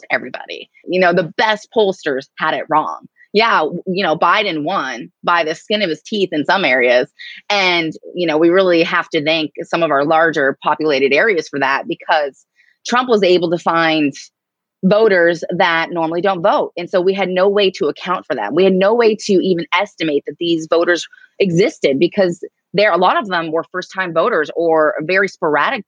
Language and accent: English; Erie, Pennsylvania, United States; also born or lived in Tulsa, Oklahoma / Greenfield Township, Pennsylvania; I'm from Erie, I grew up on a 100-acre farm and this little township called Greenfield Township